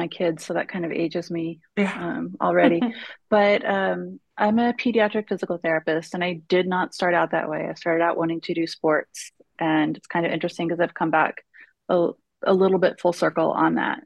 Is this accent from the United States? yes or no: yes; Kansas City, United States; also born or lived in Arkansas; now in Granbury, United States; I'm originally from Kansas City